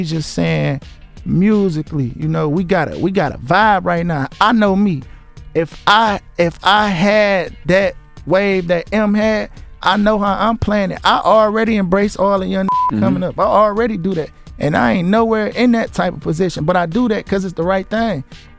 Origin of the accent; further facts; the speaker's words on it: Michigan, United States; I'm from Bradford. I'm from Sanford and Bradford.